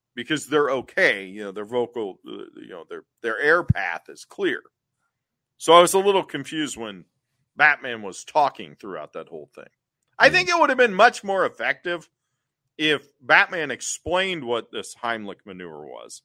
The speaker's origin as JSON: {"language": "English", "town": "Cincinnati", "region": "Ohio", "country": "United States", "tie": "born or raised there", "said": "I grew up in Cincinnati"}